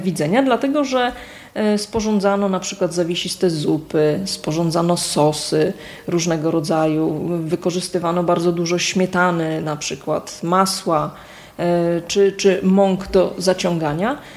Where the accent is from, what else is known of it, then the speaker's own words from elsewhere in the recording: Kwidzyn, Pomeranian Voivodeship, Poland; Pochodzę z Kwidzyna, właściwie można powiedzieć cały czas mieszkam w jednym miejscu, przy tej samej ulicy